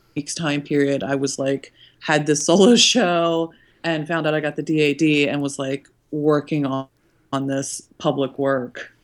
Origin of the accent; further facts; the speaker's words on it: Cincinnati, Ohio, United States; my hometown of Cincinnati